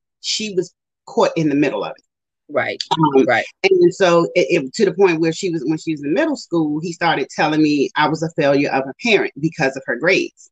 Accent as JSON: {"language": "English", "region": "Maryland", "country": "United States", "tie": "born or raised there", "also_born_or_lived": "Richmond, Virginia", "said": "I moved back to Maryland, which is my hometown"}